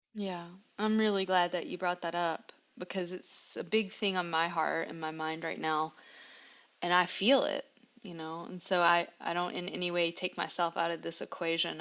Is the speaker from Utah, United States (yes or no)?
no; Virginia, United States; I'm from Virginia. I I like to use what I can that's around here and that my ancestors had